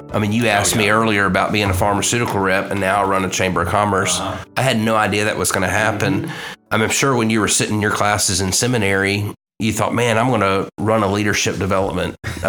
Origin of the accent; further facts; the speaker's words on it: Pensacola, Florida, United States; now in Mississippi, United States; I'm not from Mississippi. I was originally from Pensacola, Florida. Originally from Virginia.